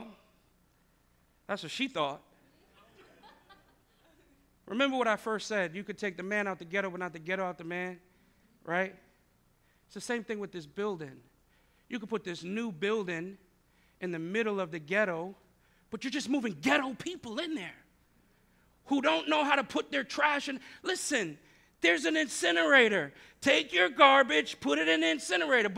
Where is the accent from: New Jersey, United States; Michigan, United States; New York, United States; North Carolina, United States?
New York, United States; New York City; moved away; I was born and raised in New York City.